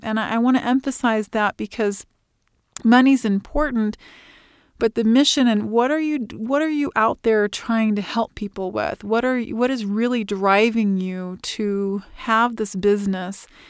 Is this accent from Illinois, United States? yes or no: yes; Illinois, United States; moved away as an adult; now in Fort Collins, United States; I was born and raised in Illinois